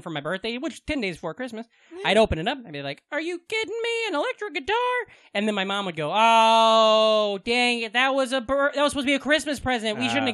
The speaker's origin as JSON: {"language": "English", "region": "Iowa", "country": "United States", "tie": "born or raised there", "said": "a dipshit kid growing up in Iowa"}